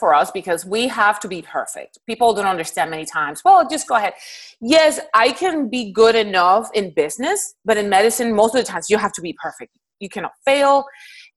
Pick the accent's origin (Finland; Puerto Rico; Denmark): Puerto Rico; moved away as an adult; now in Houston, United States; I'm originally from Puerto Rico, and that's where I did my all my training up to med school